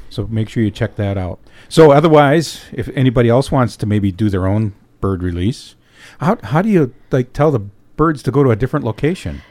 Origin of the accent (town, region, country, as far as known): Escanaba, Michigan, United States; born or raised there